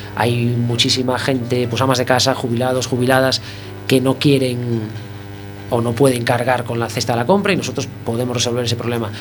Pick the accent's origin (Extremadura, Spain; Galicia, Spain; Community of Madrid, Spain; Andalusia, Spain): Galicia, Spain; A Coruña; somos de Coruña